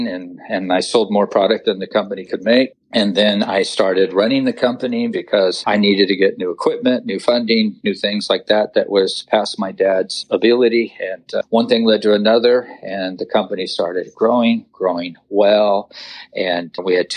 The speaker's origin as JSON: {"language": "English", "area": "Orange County", "region": "California", "country": "United States", "tie": "born or raised there", "said": "I was born and raised in Orange County, California"}